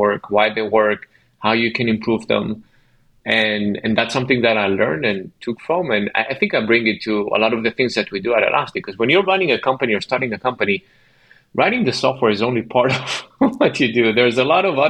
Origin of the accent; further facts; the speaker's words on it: Ashdod, Southern District, Israel; moved away; I'm from Israel originally, and I grew up in a city called Ashdod